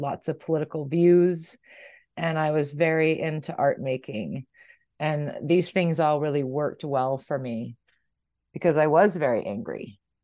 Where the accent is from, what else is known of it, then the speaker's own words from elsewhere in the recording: San Diego, California, United States; moved away as an adult; also born or lived in Bay Area, California; now in Hondo, United States; I was born and raised in San Diego